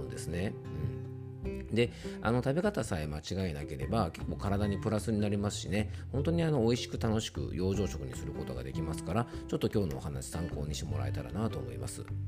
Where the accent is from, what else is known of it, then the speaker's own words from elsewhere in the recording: Yamanashi, Japan; 僕の地元のね、ラジオ局 YBS ラジオという放送局